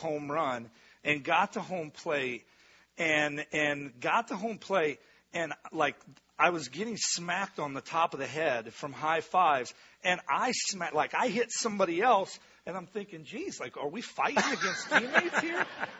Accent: Midwest, United States; I grew up in the Midwest

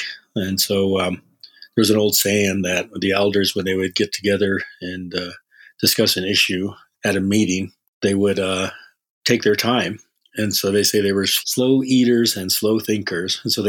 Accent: Yankton Sioux Reservation, South Dakota, United States; I was born and raised in South Dakota on the Yankton Sioux Reservation. And I was in the 60s, totally dating myself. We grew up in a house, my grandpa's house, and my grandma's house

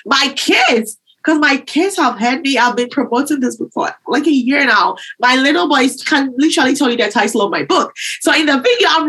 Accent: Ghana; now in United States; I grew up in Ghana, and before I came to the U.S.

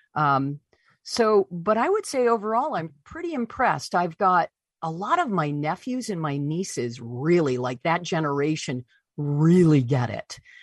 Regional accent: Deckerville, Michigan, United States; moved away; my hometown of, of Deckerville, Michigan

